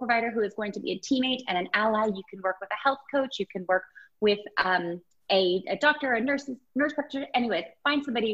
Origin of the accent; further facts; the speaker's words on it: Alaska, United States; I grew up in Alaska